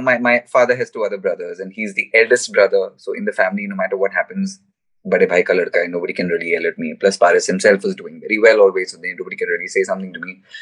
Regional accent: India; as an Indian person

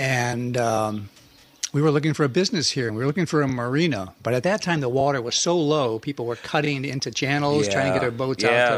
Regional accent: Detroit, Michigan, United States; I am from the east side of Detroit.

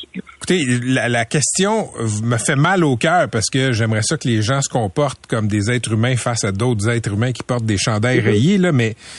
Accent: Laval, Quebec, Canada; j'ai grandi à Laval. Je suis à Fabreville

